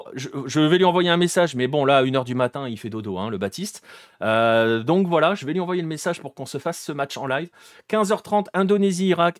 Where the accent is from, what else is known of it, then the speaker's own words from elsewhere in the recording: France; on est français